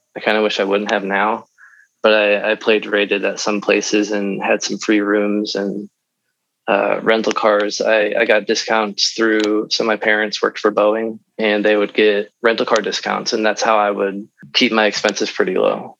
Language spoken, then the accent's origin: English; Midwest, United States; we're from the Midwest